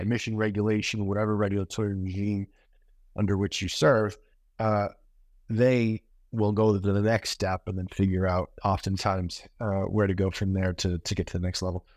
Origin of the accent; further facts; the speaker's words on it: Maine, United States; moved away; also born or lived in New York; I actually grew up in Maine, which is kind of the opposite corner of the country